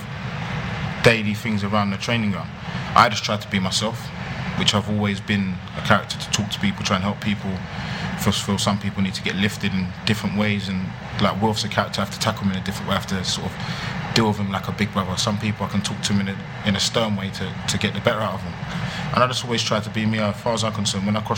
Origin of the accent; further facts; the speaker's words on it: London, United Kingdom; It's a special moment for me being at my hometown club. I've sat in those stands before. Walked these roads